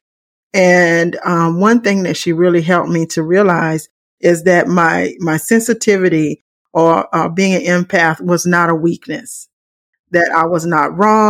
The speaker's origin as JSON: {"language": "English", "region": "South Carolina", "country": "United States", "also_born_or_lived": "Chicago area", "moved": "as an adult", "lives_now": "Chicago, United States", "said": "I'm from South Carolina, and I'm now in the Chicago area"}